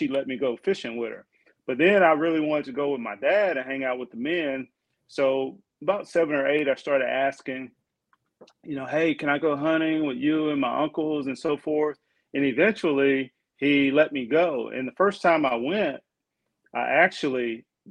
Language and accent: English; Jackson, Mississippi, United States; moved away as an adult; also born or lived in Pennsylvania; now in Texas, United States; I grew up in Mississippi, right? Jackson, Mississippi.